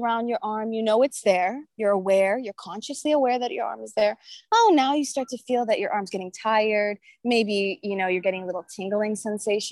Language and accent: English; Orange County, California, United States; I'm from Orange County, California. I live in Laguna Beach